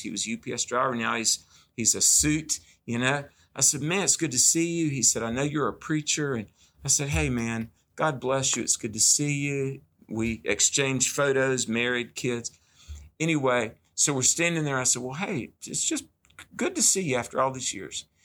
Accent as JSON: {"language": "English", "region": "the South", "country": "United States", "tie": "born or raised there", "said": "growing up in the South"}